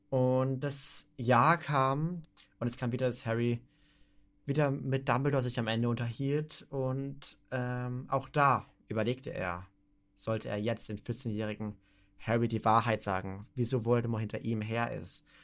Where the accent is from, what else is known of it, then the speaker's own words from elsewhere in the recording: Austria; Erstens, ich komme aus Österreich und ich kann einen Podcast äh, weiter international machen.